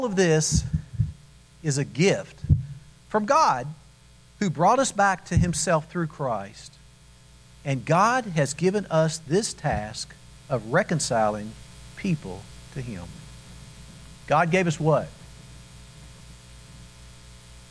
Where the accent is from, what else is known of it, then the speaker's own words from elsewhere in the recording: Kentucky, United States; We grew up in Kentucky.